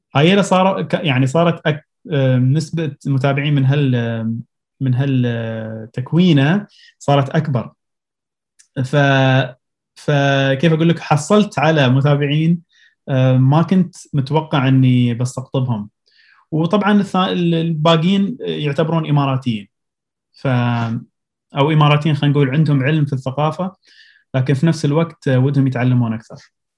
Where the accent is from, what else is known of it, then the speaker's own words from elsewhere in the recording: Abu Dhabi, United Arab Emirates; also born or lived in Pennsylvania, United States / Colorado, United States; من مواليد ابو ظبي